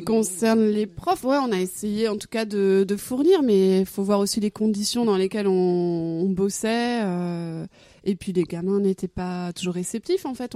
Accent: Arradon, Brittany, France; now in Rennes, France; À Aradon, dans le Morbihan

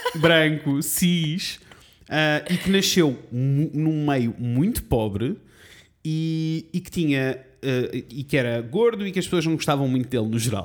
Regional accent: Coimbra, Centro, Portugal; born or raised there

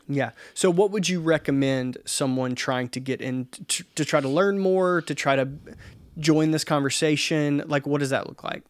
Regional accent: the South, United States; I am a dude from the South

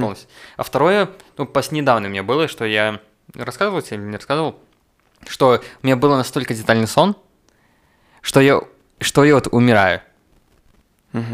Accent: Rogachev, Gomel Region, Belarus; у себя на родине, в Роге, в Рогачеве

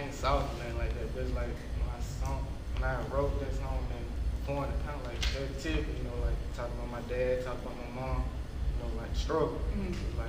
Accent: Tyler, Alabama, United States; Like I said, I came from Tyler, Alabama. Ain't nothing going down there, so it's kind of hard to get emotions going

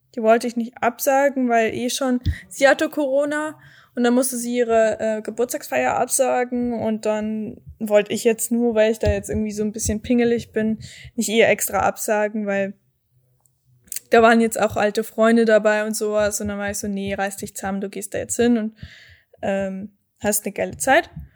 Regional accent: Erding, Bavaria, Germany; bei mir in der Heimatstadt in Erding

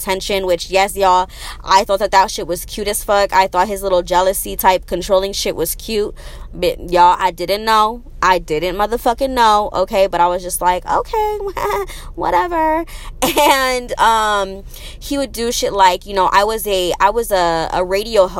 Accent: Arizona, United States; moved away as an adult; also born or lived in Las Vegas; I'm from Arizona

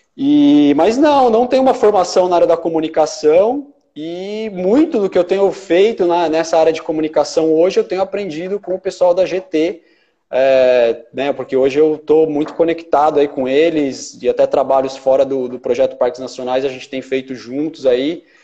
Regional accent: Ribeirão Pires, São Paulo, Brazil; um sítio em Ribeirão Pires, onde eu cresci

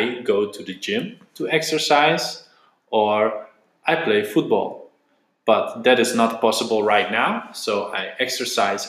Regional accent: Netherlands; now in Vecindario, Spain; I am from the Netherlands, and I work as a language assistant teacher in Vecindario

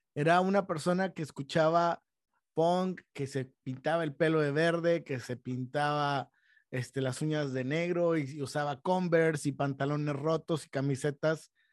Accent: Monterrey, Nuevo León, Mexico; en un ámbito en donde crecimos, aquí en Monterrey

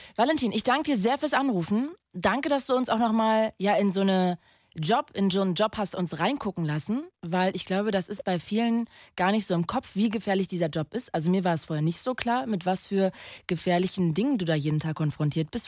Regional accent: Magdeburg, Saxony-Anhalt, Germany; Ich komme doch aus Magdeburg. Das ist doch meine Heimat da bin ich geboren. Ich bin, ich bin ein Magdeburger Kind.

